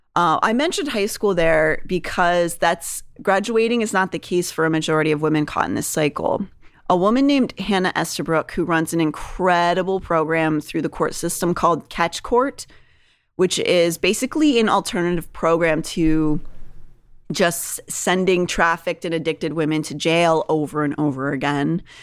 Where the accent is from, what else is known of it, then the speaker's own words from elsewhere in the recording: Pittsburgh, Pennsylvania, United States; moved away; also born or lived in New York; When I was growing up in Pittsburgh